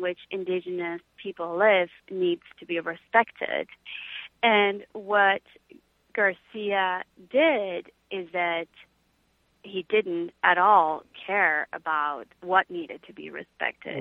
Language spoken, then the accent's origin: English; Peru; moved away; I was half Peruvian and I was raised in Peru